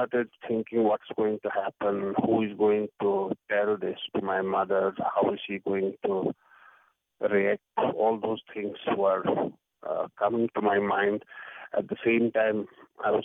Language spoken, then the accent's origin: English; Jammu and Kashmir, India; I come from Kashmir, which is the northern state of India.